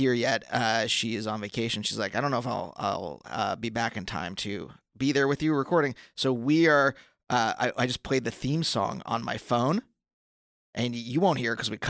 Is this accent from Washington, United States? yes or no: no; Pennsylvania, United States; moved away; I'm from Pennsylvania.